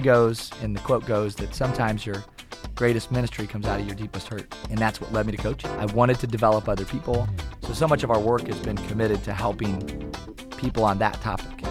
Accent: Kalona, Iowa, United States; also born or lived in Tiffin, Iowa; I grew up in Kelowna, Iowa

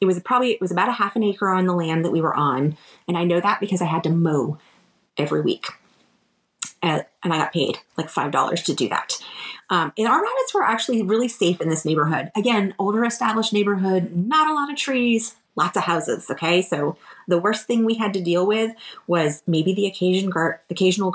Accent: Florida, United States; we grew up in Florida

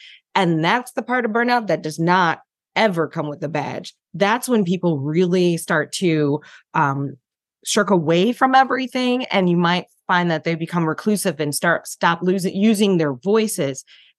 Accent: Detroit, Michigan, United States; now in Charlotte, United States; I live in Charlotte. I'm originally from Detroit and have been a domestic nomad in between.

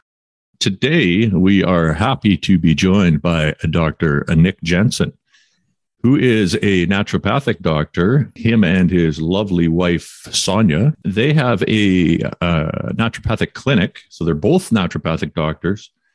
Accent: Quesnel, British Columbia, Canada; also born or lived in Kamloops; now in Vancouver, Canada; I'm from Quinnell, and when I grew up, nobody, you didn't ever see anyone jogging

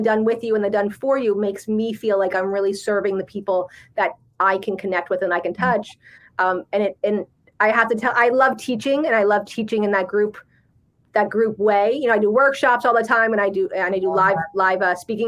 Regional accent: New Jersey, United States; I'm from Jersey

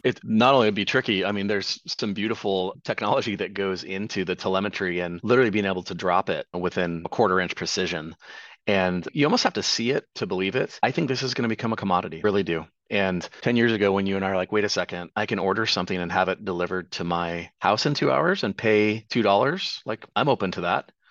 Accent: Tri-Cities, Eastern Washington, United States; my hometown of the Tri Cities in Eastern Washington

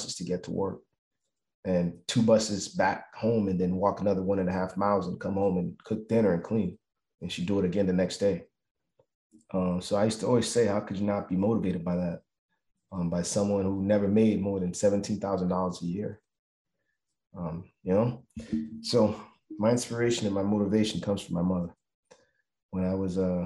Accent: Miami, Florida, United States; I grew up in Miami, Florida

